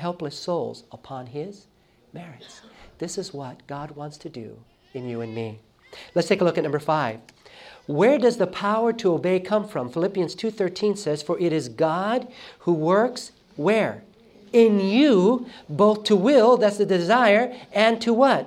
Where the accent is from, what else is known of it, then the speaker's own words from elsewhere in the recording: Los Angeles, California, United States; I grew up in Los Angeles